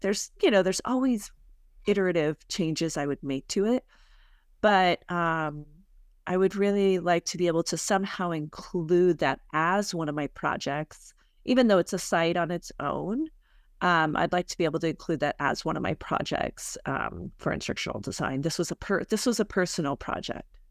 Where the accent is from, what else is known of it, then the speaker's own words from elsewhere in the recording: Arizona, United States; I'm from Arizona, I live here